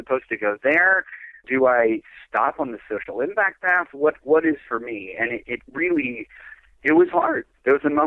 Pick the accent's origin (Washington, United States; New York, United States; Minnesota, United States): Minnesota, United States; also born or lived in San Francisco, California; move back to my home state of Minnesota